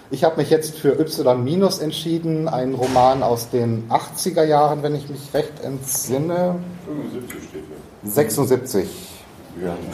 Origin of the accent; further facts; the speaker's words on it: Munich, Bavaria, Germany; Ich komme aus München